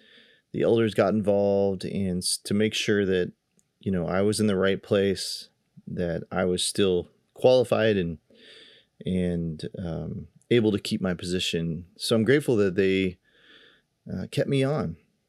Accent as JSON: {"language": "English", "region": "Kansas", "country": "United States", "tie": "born or raised there", "said": "And we go way back to one of the churches I grew up in Kansas."}